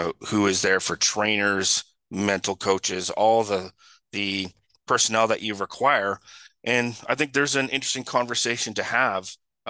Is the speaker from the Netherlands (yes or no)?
no; Canada; and I'm a Canadian